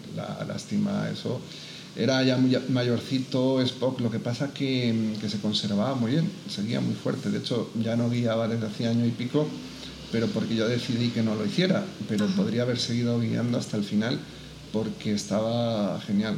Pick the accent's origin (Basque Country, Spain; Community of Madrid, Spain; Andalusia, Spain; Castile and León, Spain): Community of Madrid, Spain; Madrid; moved away as an adult; also born or lived in Barakaldo, Biscay / Parla / Valencia; now in Albacete, Spain; yo efectivamente nací en Baracaldo, pero me he criado en Madrid, en distintas zonas de Madrid